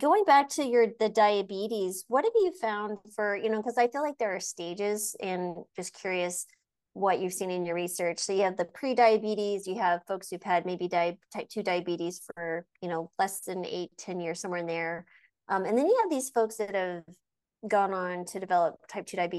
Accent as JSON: {"language": "English", "region": "New Mexico", "country": "United States", "tie": "born or raised there", "said": "I grew up in the deserts of New Mexico"}